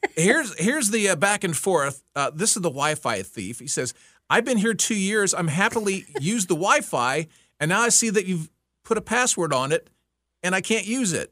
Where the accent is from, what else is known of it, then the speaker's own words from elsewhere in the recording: Texas, United States; moved away; I grew up in Texas